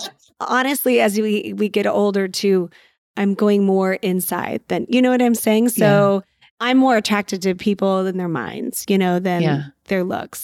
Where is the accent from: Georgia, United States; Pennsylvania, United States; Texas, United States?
Texas, United States; San Antonio; And I'm from San Antonio, Texas.